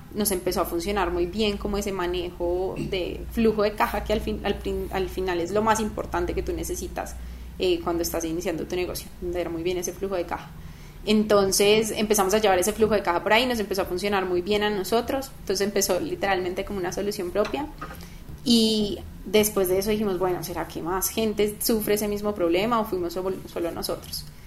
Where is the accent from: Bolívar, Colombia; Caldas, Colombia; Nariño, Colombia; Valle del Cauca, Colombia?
Caldas, Colombia; Manizales; moved away as an adult; also born or lived in Bogotá; yo nací en Bogotá. Ah, nací en Bogotá y a los, cuando tenía como tres meses, me venía a ir a Manizales